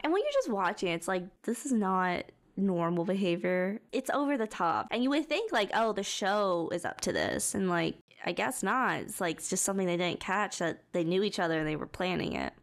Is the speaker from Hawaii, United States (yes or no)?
no; Texas, United States; Growing up in Texas, driving forty minutes to get somewhere is pretty, like, that's pretty normal.